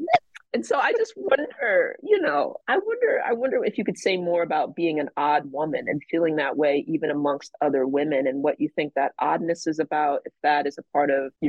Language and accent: English; Atlanta, Georgia, United States; but I'm from Atlanta, and so